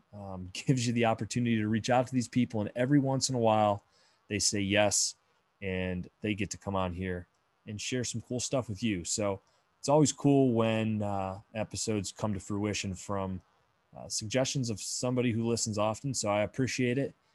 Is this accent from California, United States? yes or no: no; Bradford, Pennsylvania, United States; moved away; some friends that I grew up with back in my hometown of Bradford, Pennsylvania